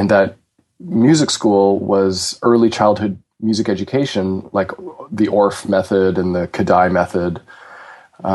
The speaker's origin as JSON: {"language": "English", "town": "Toronto", "region": "Ontario", "country": "Canada", "tie": "born or raised there", "said": "I am from Toronto, Canada, and when I was... I'm 33."}